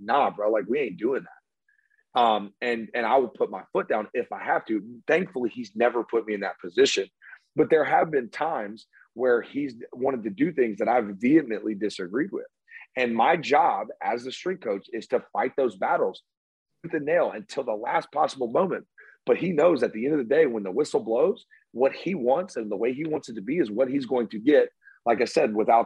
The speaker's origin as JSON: {"language": "English", "town": "Homewood", "region": "Alabama", "country": "United States", "tie": "born or raised there", "said": "I grew up in Homewood, Alabama"}